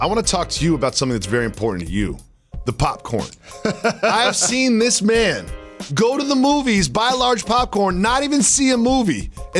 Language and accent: English; Los Angeles, California, United States; I went to UCLA. I grew up in Los Angeles.